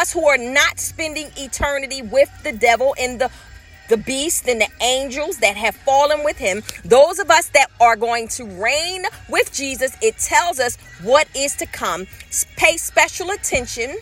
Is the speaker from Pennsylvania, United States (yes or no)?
yes; Philadelphia, Pennsylvania, United States; born and raised. I said, she said, where from? I said, North Philadelphia